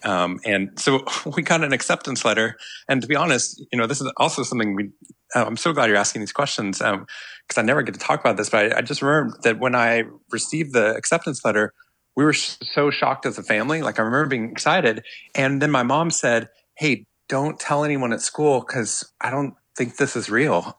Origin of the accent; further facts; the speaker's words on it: Waco, Texas, United States; moved away as an adult; also born or lived in Boston; growing up in Waco